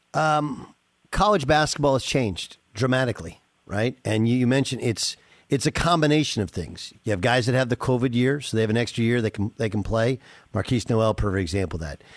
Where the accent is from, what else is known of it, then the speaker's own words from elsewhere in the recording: Southern California, United States; growing up in Southern California